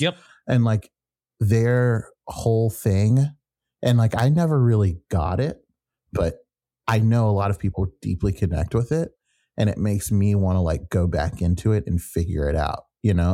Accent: Oklahoma, United States; also born or lived in New York; now in Washington, D.C., United States; I grew up in Oklahoma

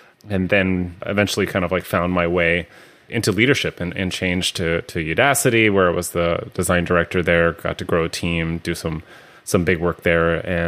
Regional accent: California, United States; I've been actually from California, born and raised in the Bay Area, but got to live some other places in the world kind of growing up.

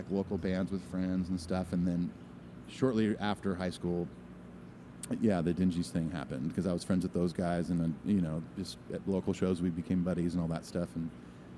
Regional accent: Long Beach, Orange County, California, United States; now in Nashville, United States; when we moved from Long Beach, we moved down to Orange County

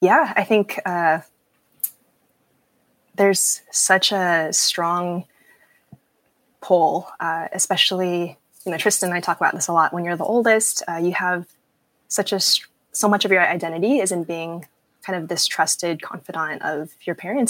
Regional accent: Southern California, United States; as like a young Asian girl, you know, growing up in Southern California, like a young Southern Californian pastor's kid

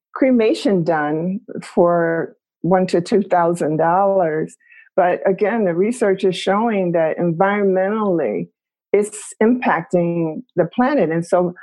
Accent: Detroit, Michigan, United States; moved away; also born or lived in Eugene, Oregon / New York; We were born and raised in Detroit on welfare

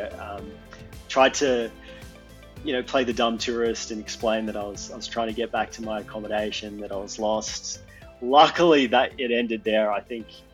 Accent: Geelong, Victoria, Australia; moved away as an adult; also born or lived in Melbourne, Australia / Sweden; now in California, United States; I moved to the United States in January, but I was born and raised in Australia.

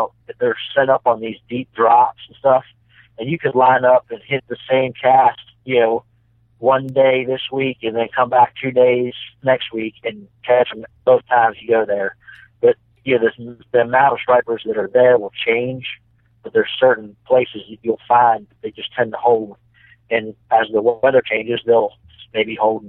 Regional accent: Harrisburg, Pennsylvania, United States; I grew up in Harrisburg, Pennsylvania

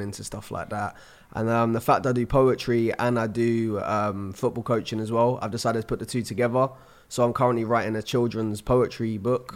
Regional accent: Surrey, South East England, United Kingdom; also born or lived in London; I'm twenty-five from London. Well, I'm actually from Surrey, which is just outside of London

